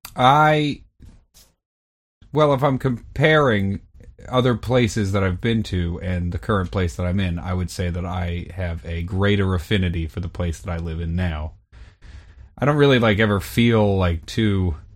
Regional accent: Vermont, United States; when I was growing up in Vermont

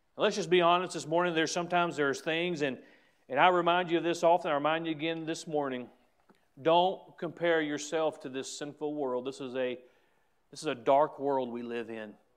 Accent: United States; as an American, as a Christian, as a pastor

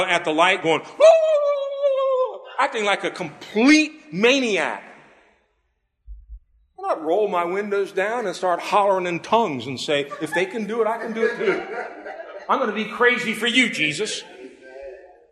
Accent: United States; I'm American born. I'm an American citizen.

